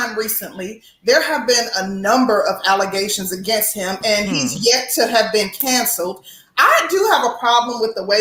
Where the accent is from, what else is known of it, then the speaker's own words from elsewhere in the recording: Milwaukee, Wisconsin, United States; I'm from the Midwest. I'm from Milwaukee, like literally an hour and change outside of Chicago